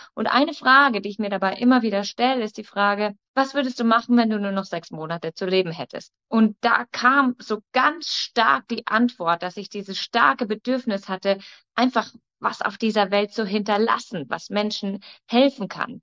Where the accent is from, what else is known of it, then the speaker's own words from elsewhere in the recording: Munich, Bavaria, Germany; Ich komme, wie gesagt, aus München